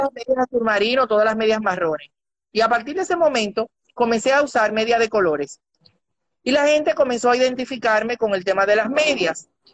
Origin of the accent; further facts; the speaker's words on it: Dominican Republic; decimos los dominicanos mal hablados